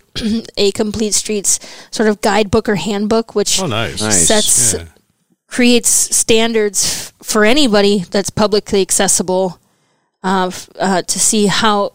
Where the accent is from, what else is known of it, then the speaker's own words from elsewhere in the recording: northeastern Wisconsin, United States; moved away as an adult; also born or lived in Milwaukee, Wisconsin; I was born here, but my parents hightailed it to northeastern Wisconsin when my dad lost his job here in Milwaukee in the 80s